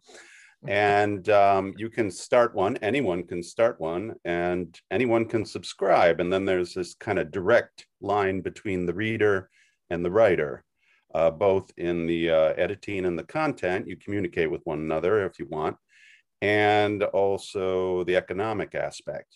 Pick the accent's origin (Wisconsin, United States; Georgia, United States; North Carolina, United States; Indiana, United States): Wisconsin, United States; moved away as an adult; now in New York, United States; I'm originally from Wisconsin. I've lived in New York about thirty years